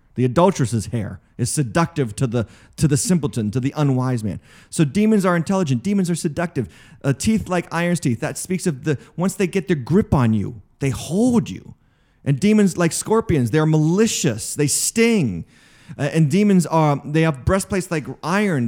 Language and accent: English; United States; an American Christian